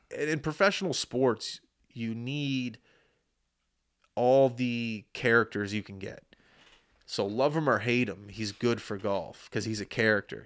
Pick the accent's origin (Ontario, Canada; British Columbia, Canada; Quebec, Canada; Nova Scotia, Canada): Nova Scotia, Canada; Halifax; I was born in Halifax